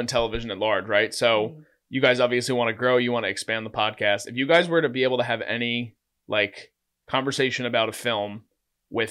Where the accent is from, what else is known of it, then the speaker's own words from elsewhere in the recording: New Jersey, United States; we're all from Jersey